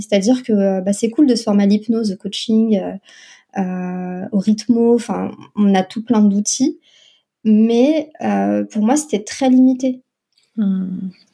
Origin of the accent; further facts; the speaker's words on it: France; also born or lived in North Africa; j'ai grandi euh, la majeure partie de, de, mon enfance et mon adolescence en France.